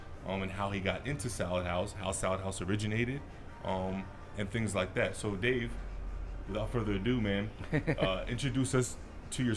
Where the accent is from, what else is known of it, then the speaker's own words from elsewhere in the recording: Somerville, New Jersey, United States; also born or lived in Florida; I was born and raised in Somerville, New Jersey